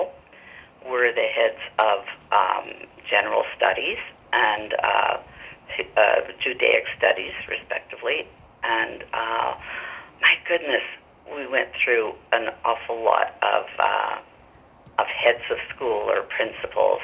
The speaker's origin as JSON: {"language": "English", "town": "Montreal", "region": "Quebec", "country": "Canada", "tie": "born or raised there", "also_born_or_lived": "Toronto", "moved": "as an adult", "lives_now": "Vancouver, Canada", "said": "I grew up in Montreal and went to teachers' college in Montreal. In my mid-20s, my husband and I moved out to Vancouver"}